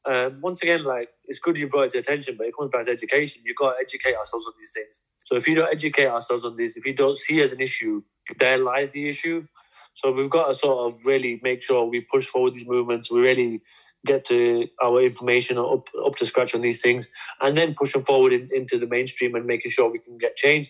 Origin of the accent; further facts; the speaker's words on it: Bradford, Yorkshire and the Humber, United Kingdom; Growing up in Bradford